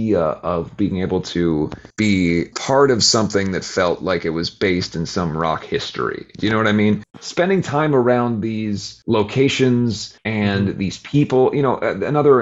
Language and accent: English; Cincinnati, Ohio, United States; Growing up in Cincinnati, playing in a band that's dressed in … makeup